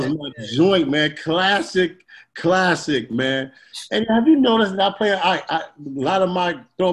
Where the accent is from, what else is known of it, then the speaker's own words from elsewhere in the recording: West Coast, United States; I'm from West Coast, man, but I love that East Coast music